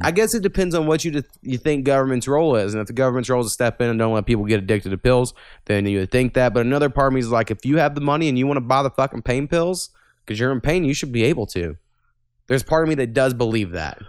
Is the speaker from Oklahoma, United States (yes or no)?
yes; Jefferson County, Oklahoma, United States; we're from Jeffco, Jefferson County